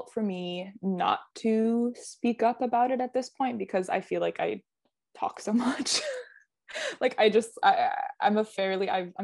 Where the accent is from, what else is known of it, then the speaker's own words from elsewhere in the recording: Midwest, United States; moved away; I grew up in the Midwest where it's very, I don't know, very passive aggressive